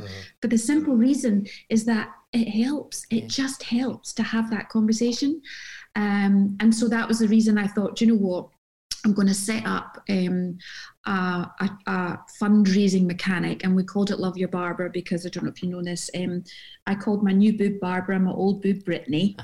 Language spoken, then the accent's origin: English; Glasgow, Scotland, United Kingdom; moved away; also born or lived in Jersey; when I was growing up in Glasgow